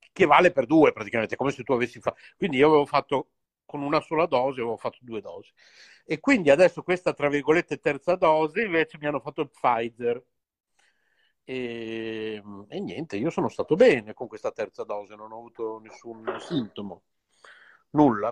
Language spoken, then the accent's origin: Italian; Bologna, Emilia-Romagna, Italy; siamo tutti e due qui di Bologna